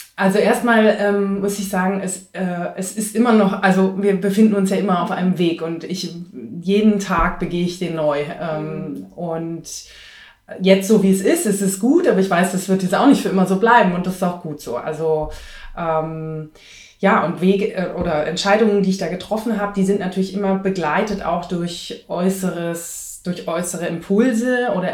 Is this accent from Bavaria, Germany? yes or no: yes; Munich, Bavaria, Germany; also born or lived in Greece; halb Griechin, in Griechenland geboren und in Bayern groß geworden, als Münchner Kindl